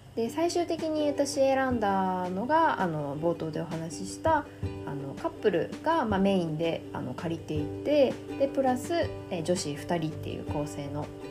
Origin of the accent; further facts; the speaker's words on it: Japan; moved away as an adult; also born or lived in South of France; 私日本人なので